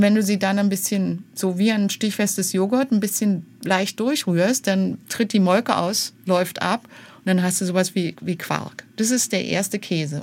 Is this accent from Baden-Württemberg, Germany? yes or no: no; Berlin, Germany; also born or lived in Lake Constance, Bavaria; ich bin in West-Berlin aufgewachsen